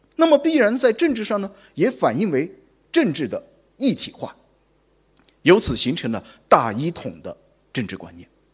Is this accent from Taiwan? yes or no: no; Guangzhou, Guangdong, China; 我们广州人